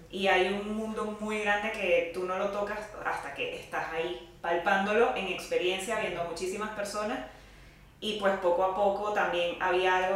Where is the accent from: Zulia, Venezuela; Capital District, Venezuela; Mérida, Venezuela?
Capital District, Venezuela; Caracas; also born or lived in -; Bueno, somos venezolanas ambas. Eh, yo soy de Caracas, Vicky es de Puerto la Cruz.